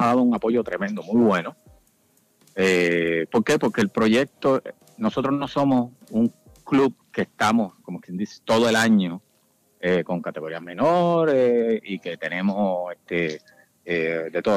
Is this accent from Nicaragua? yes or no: no; Puerto Rico; now in Miami, United States; nosotros como puertorriqueño